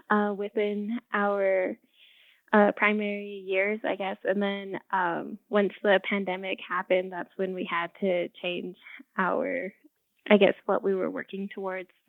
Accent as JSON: {"language": "English", "town": "Window Rock", "region": "Arizona", "country": "United States", "tie": "born or raised there", "said": "I am a Navajo from Window Rock, Arizona. I grew up here and I got a bachelor's in music education at UNM."}